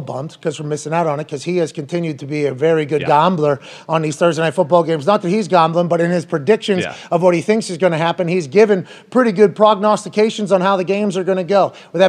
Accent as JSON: {"language": "English", "town": "Indianapolis", "region": "Indiana", "country": "United States", "said": "I'm from Indianapolis. I live in Indianapolis. I played for the Colts."}